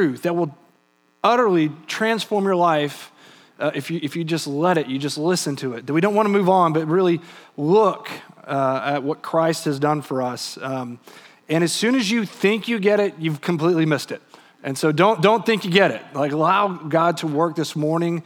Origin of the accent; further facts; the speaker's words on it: Texas, United States; also born or lived in England; I was from Texas